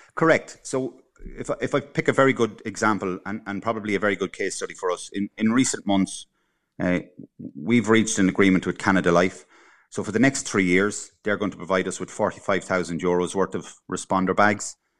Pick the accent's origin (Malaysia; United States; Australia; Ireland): Ireland; Cavan, Ulster; moved away; I'm originally from Cavan